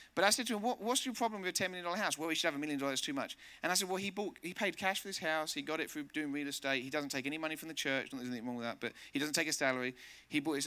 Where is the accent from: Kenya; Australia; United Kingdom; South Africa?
United Kingdom; England; also born or lived in Spain; now in United States; Living here in America, and I'm from England